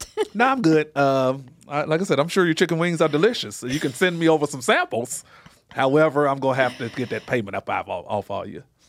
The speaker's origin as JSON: {"language": "English", "town": "Little Rock", "region": "Arkansas", "country": "United States", "tie": "born or raised there", "moved": "yes", "lives_now": "Las Vegas, United States", "said": "I'm from Little Rock, Arkansas, born and raised."}